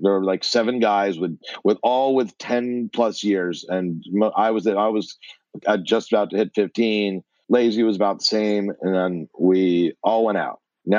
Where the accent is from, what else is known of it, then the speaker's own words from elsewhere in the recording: United States; I'm from what we call the tri-state area, New Jersey, New York, and Connecticut. So okay. nine schools, 12 years, three different states.